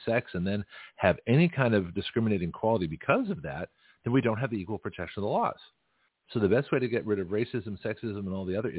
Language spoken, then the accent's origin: English; Canada; now in United States; I'm a Canadian American. I was born in Canada